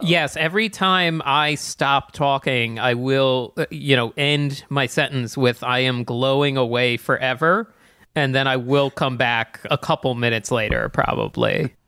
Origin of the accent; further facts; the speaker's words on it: East Coast, United States; growing up on the East Coast